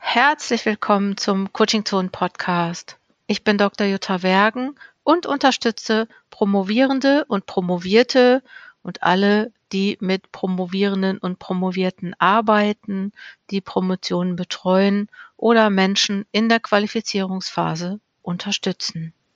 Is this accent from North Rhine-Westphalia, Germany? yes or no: yes; Ruhr area, North Rhine-Westphalia, Germany; Ich komme ja aus dem Ruhrgebiet